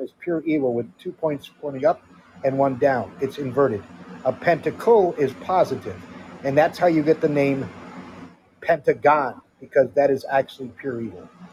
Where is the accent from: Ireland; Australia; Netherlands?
Netherlands; moved away as an adult; also born or lived in Connecticut, United States / California, United States; And I grew up in the Netherlands. Uh, I went to high school there in 1969 to 1973.